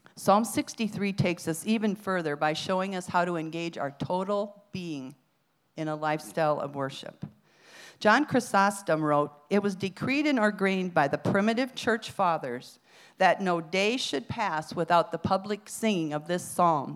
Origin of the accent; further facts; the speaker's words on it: Iowa, United States; moved away; also born or lived in Arizona; I was from Iowa